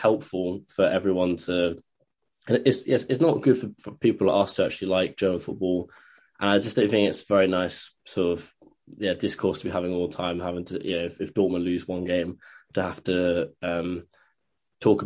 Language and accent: English; England, United Kingdom; an Englishman myself